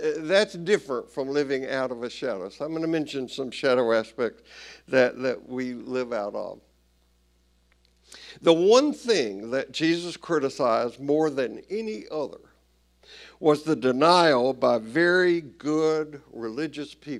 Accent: Tennessee, United States; I grew up Southern Baptist in Tennessee

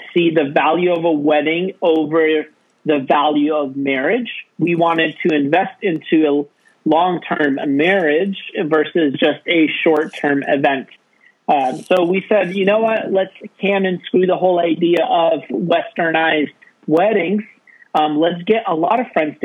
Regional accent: Bellingham, Washington, United States; also born or lived in St. Augustine, Florida; I grew up here in Bellingham and had family and connections

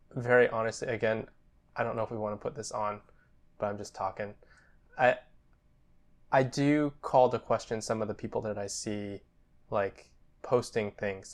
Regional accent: United States; We're Japanese American and, yeah, twenty-five.

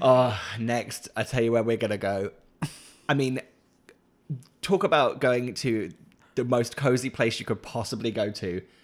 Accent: Norwich, East of England, United Kingdom; moved away; also born or lived in Leeds; Norwich nostalgia of, like, my hometown

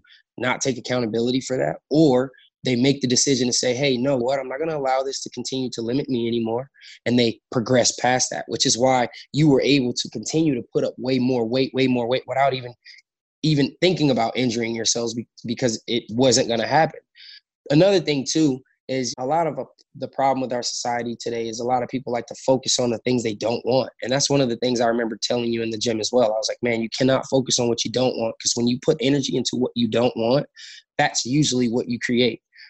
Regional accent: Los Angeles, California, United States; I was born again in South Central LA in a pretty rough environment. I grew up in the Crenshaw District

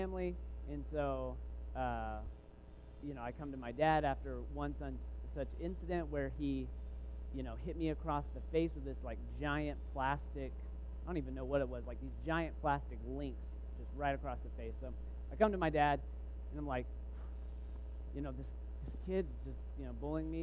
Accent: Waco, Texas, United States; I grew up in Texas

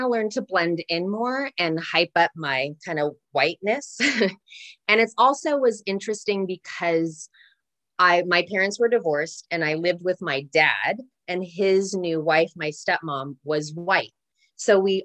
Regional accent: Santa Ynez, California, United States; I grew up predominantly in Santa Ynez

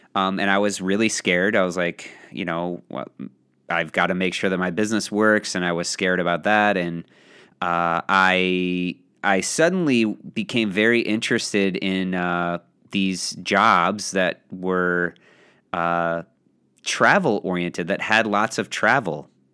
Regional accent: Belleville, Illinois, United States; It was in Belleville, Belleville West. Shout out to my, my high school and my hometown

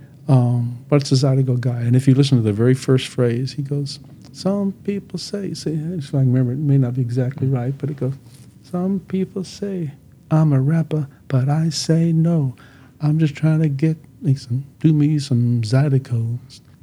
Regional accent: Golden Triangle, Texas, United States; I was raised in the Golden Triangle

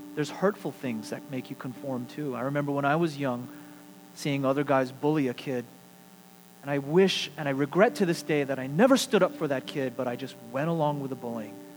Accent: United States; as American Christians

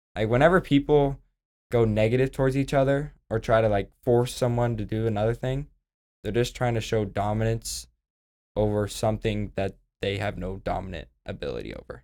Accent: Oklahoma, United States; I'm from Oklahoma

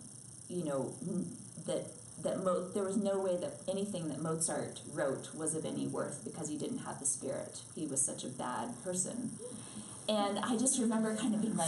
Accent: New York City, New York, United States; I was raised in New York City, and as her daughter, and also as a pianist

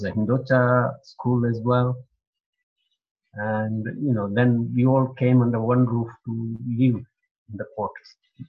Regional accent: Ndere, Kenya; also born or lived in Maragoli, Kenya; So I grew up mostly in Ndere. Ndere had another African village attached to that. That was a Luo village, basically. Not many Indians living

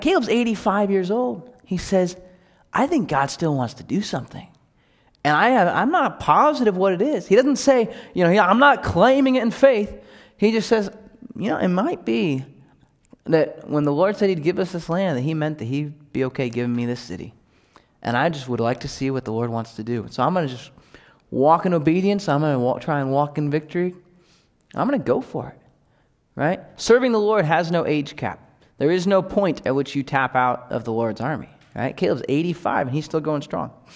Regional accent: United States; we're American Christians

